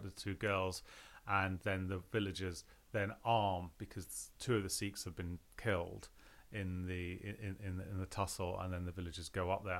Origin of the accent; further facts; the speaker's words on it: London, United Kingdom; when I was brought up in London